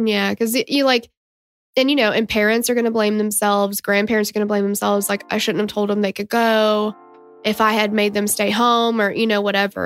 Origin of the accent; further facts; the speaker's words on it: Tennessee, United States; we're from Tennessee